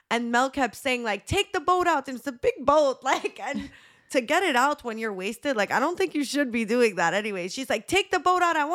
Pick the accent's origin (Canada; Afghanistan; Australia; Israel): Canada; Montreal, Quebec; we're from Montreal.